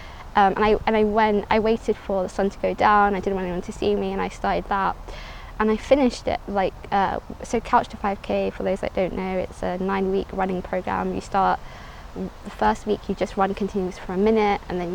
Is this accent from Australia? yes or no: no; London, United Kingdom; born or raised there; also born or lived in Somaliland